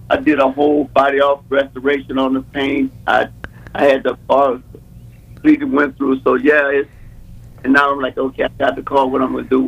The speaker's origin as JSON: {"language": "English", "town": "East St. Louis", "region": "Illinois", "country": "United States", "tie": "born or raised there", "said": "So, uh, when I was growing up in East St. Louis, I was the homecoming king, and they picked me up."}